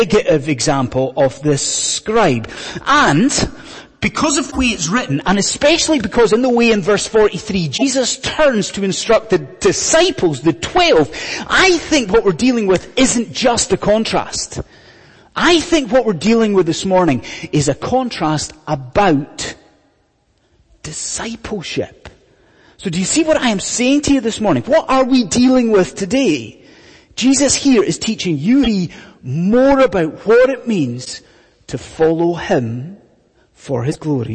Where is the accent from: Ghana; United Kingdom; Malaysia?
United Kingdom; Scotland; when I was growing up in Scotland, many years ago